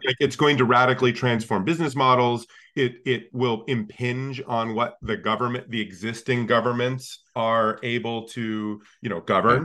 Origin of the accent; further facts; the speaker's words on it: Alaska, United States; I grew up in Alaska